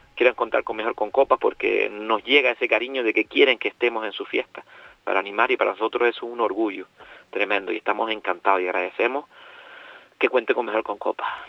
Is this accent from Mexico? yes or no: no; Gran Tarajal, Canary Islands, Spain; soy un poquito más arriba, pero también he pasado mi, mi, mi infancia y mi adolescencia en Gran Tarajal.